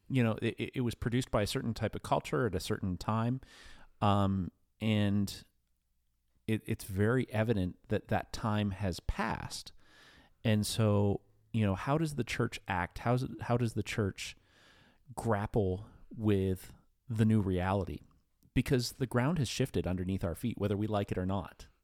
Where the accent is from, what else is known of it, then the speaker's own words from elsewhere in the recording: New Castle, Pennsylvania, United States; I grew up in in Newcastle, PA